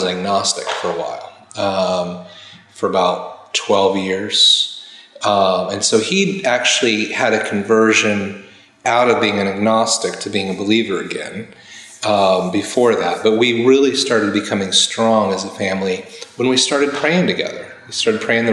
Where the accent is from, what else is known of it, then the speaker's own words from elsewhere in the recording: Indiana, United States; from Indiana, my home state.